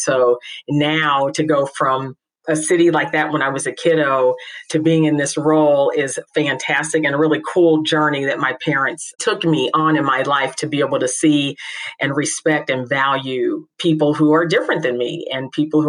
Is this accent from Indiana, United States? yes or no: yes; Indianapolis, Indiana, United States; I am a native of Indianapolis. I actually grew up just a couple of blocks from your alma mater, Butler University.